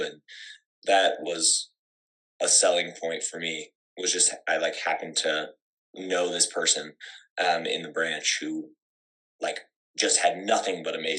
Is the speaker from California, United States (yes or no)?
yes; San Diego, California, United States; moved away as an adult; now in Colorado Springs, United States; I'm originally from San Diego.